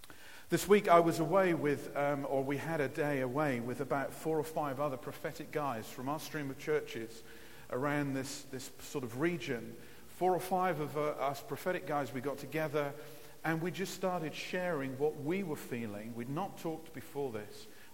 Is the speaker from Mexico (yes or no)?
no; Nigeria; also born or lived in Lowestoft, England; I grew up in Africa. I was born in Lowestoft and went out to Nigeria when I was about 3 years old and spent 23 years growing up in Africa.